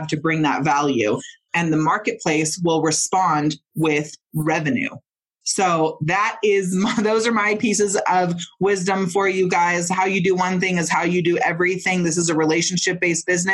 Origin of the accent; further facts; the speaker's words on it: Mendocino, California, United States; I'm from Mendocino and Northern California